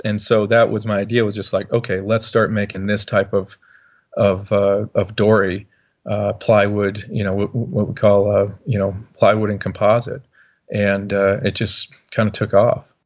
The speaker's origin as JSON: {"language": "English", "region": "Montana", "country": "United States", "tie": "born or raised there", "said": "growing up in Montana, obviously, uh, not the biggest boat building community"}